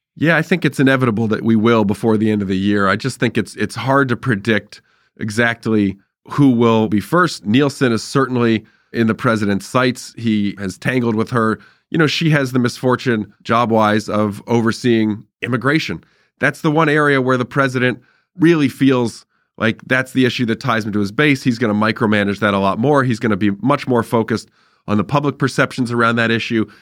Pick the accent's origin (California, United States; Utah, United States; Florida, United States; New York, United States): California, United States; Irvine; I grew up in Irvine